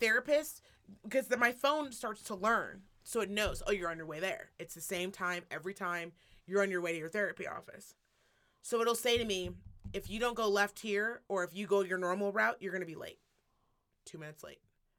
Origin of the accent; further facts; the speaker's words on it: Midwest, United States; I'm from Midwest and I got taken.